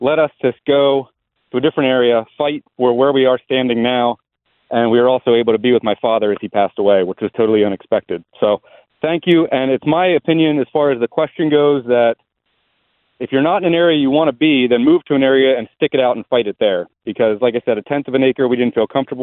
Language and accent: English; Pennsylvania, United States; also born or lived in Colorado; now in Virginia, United States; I'm from Pennsylvania originally